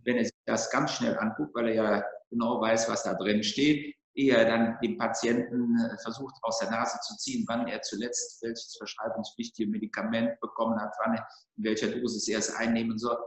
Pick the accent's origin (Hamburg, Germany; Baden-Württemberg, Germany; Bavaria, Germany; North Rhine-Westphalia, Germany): North Rhine-Westphalia, Germany; Bin im Rheinland geboren, bin Rheinländer